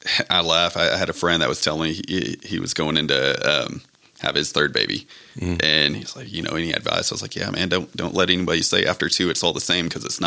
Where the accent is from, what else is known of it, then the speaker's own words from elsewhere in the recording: Levelland, Texas, United States; also born or lived in Lubbock, Texas / Frenship, Texas; I grew up in Lubbock. I was born in Leveland. Lived in Leveland until junior high.